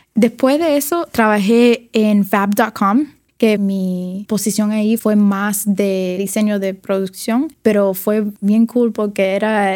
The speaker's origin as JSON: {"language": "Spanish", "town": "Miami", "region": "Florida", "country": "United States", "tie": "born or raised there", "also_born_or_lived": "New York", "accent": "Cuban", "second_language": "Spanish", "moved": "as an adult", "lives_now": "San Francisco, United States", "said": "Sí, nací en Miami. Eh, crecí ahí en, Miami hasta los 18 años"}